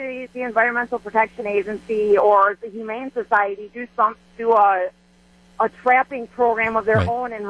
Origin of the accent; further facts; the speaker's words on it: Racine, Wisconsin, United States; I'm from Racine, but I have a horse in Caledonia, which is like the northwestern kind of part of Racine.